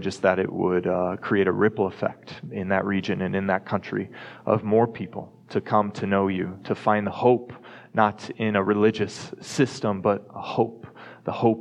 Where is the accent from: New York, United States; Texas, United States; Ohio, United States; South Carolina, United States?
Texas, United States; Dallas; moved away as an adult; also born or lived in Colorado; now in Fort Collins, United States; growing up in Texas